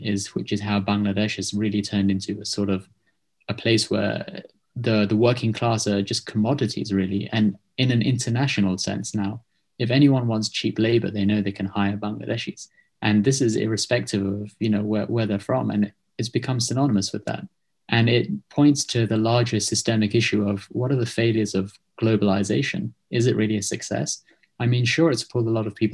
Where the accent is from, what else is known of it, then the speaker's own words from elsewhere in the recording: United Kingdom; accent: British; you can hear my accent now. It's very distinctly British